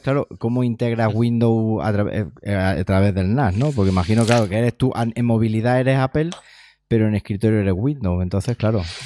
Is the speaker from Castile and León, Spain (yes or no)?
no; Siles, Andalusia, Spain; yo soy, de Siles, que es un pueblo de unos dos mil y pico habitantes del norte de Jaén